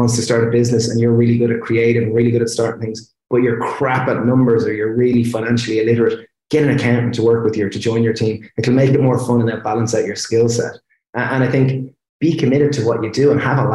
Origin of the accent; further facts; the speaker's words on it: Ireland; we're Irish people and we're chefs